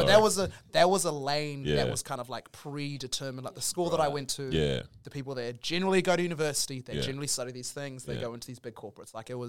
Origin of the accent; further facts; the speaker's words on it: New Zealand; I'm from New Zealand on a podcast with other people of color and we're having a conversation.